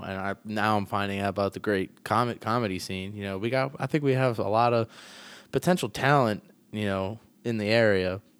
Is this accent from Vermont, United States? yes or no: no; Lancaster, Pennsylvania, United States; I grew up here